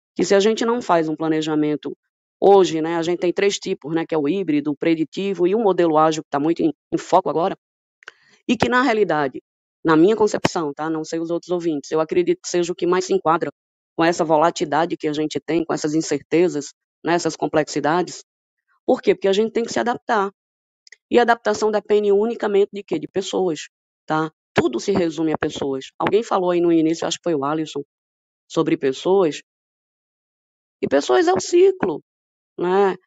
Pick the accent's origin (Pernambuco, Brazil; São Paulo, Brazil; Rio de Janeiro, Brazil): Pernambuco, Brazil; accent: Pernambuco accent; now in Ceará, Brazil; Eu sou pernambucana, por isso esse sotaque assim maravilhoso. Moro no Ceará.